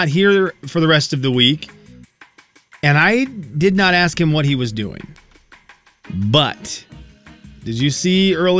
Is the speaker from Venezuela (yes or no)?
yes; Venezuela; moved away; growing up in Venezuela, they didn't do the outside stuff.